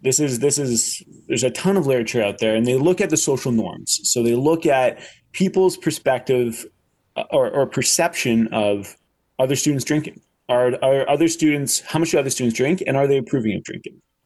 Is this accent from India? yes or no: no; Canada; I'm Canadian